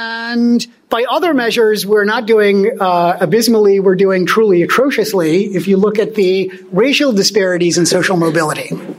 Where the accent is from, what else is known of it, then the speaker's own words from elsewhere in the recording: Germany; born there; moved away; you know, I was born in Germany. I'm an immigrant myself. My parents are high school dropouts.